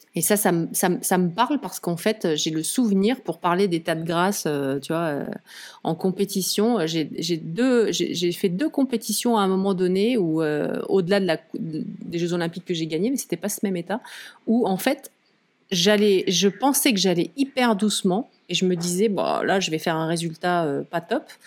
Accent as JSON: {"language": "French", "area": "Lozère", "region": "Occitania", "country": "France", "tie": "born or raised there", "also_born_or_lived": "Nîmes / mountains (ski resort)", "moved": "yes", "said": "je, suis née à Nîmes dans le sud. J'ai grandi euh, en Lozère."}